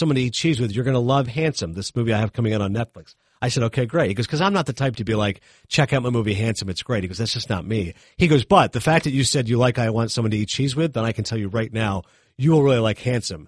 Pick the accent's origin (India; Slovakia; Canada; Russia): Canada; Toronto, Ontario; moved away; I'm from Toronto originally.